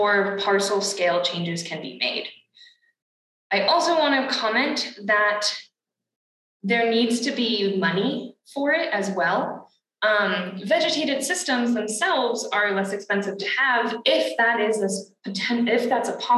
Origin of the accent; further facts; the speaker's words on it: Massachusetts, United States; I come from Massachusetts